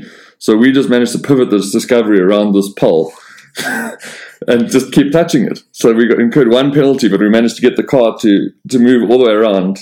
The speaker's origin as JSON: {"language": "English", "country": "South Africa", "said": "being South African"}